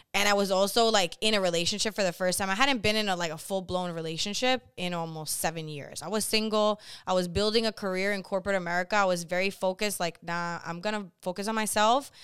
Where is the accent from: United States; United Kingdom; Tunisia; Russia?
United States; Boston, Massachusetts; I'm originally from Boston, Massachusetts